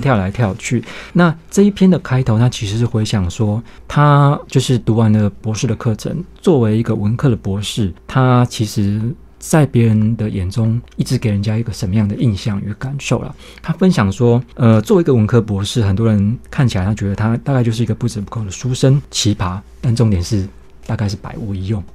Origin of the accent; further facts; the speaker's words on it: Taiwan; 我们台湾这边